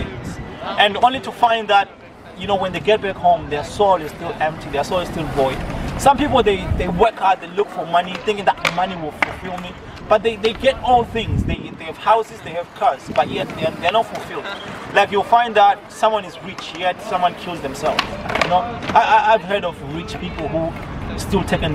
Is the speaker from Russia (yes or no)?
no; Zimbabwe; moved away as an adult; also born or lived in South Africa; now in Galway, Ireland; I was born in Zimbabwe. You know, I was born in Zimbabwe. I lived in Zimbabwe almost all my life.